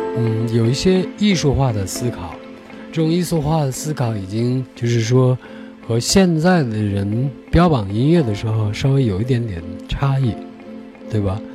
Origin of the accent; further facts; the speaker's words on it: China; 我们中国人特别喜欢听文本